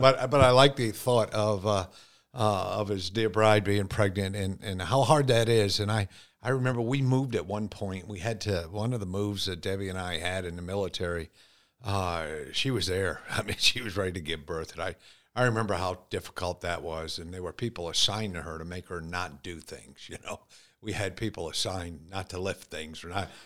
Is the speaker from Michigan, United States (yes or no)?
no; Connecticut, United States; I was born and raised in Connecticut